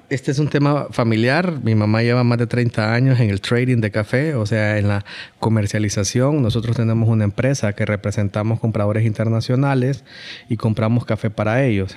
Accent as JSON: {"language": "Spanish", "country": "Honduras", "said": "como hondureños"}